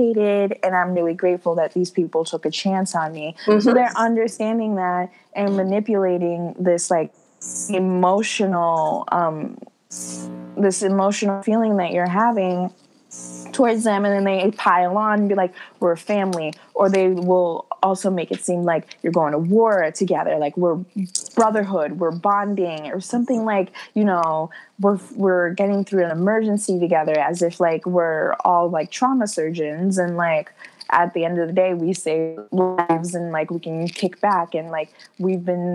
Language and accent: English; New York, United States; Like I'm not from the islands. My heart and soul is from the islands. I was born here in New York